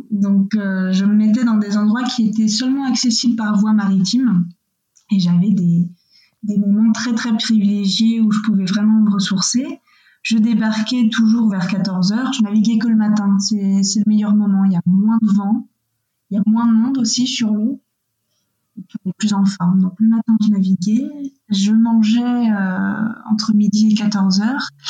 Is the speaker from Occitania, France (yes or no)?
no; Missé, Nouvelle-Aquitaine, France; Moi, je viens d'Angers, ou plus exactement de Missé, qui est un tout petit village à côté d'Angers, donc dans, les Deux-Sèvres